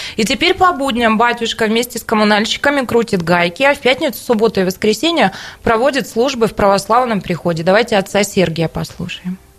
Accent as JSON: {"language": "Russian", "region": "Siberia", "country": "Russia", "said": "мы, сибиряки"}